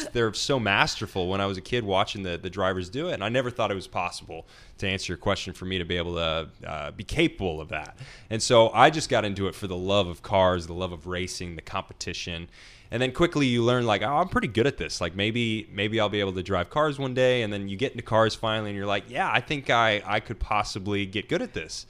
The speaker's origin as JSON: {"language": "English", "town": "Nashville", "region": "Tennessee", "country": "United States", "tie": "born or raised there", "said": "I'm from Nashville, Tennessee"}